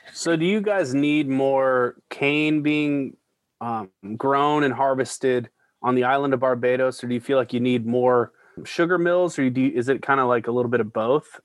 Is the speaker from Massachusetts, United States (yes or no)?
no; Denver, Colorado, United States; moved away; Tattered Cover Bookstore in Denver, Colorado. Just a thrill to be back there. My hometown and my hometown bookstore.